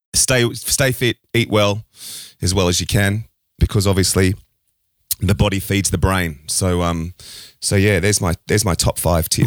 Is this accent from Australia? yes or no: yes; Australia; an Australian